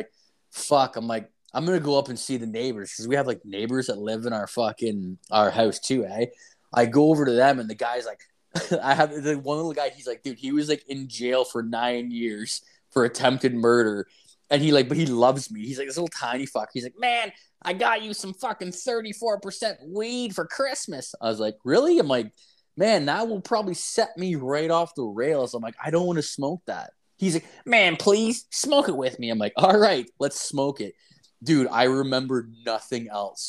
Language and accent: English; Ontario, Canada; there's no heroin addicts in my hometown